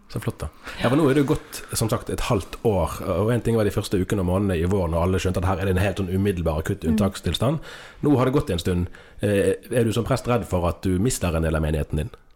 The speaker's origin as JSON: {"language": "Norwegian", "town": "Bergen", "region": "Vestland", "country": "Norway", "said": "når man kommer fra Bergen og er nærsynt, som bergensere er"}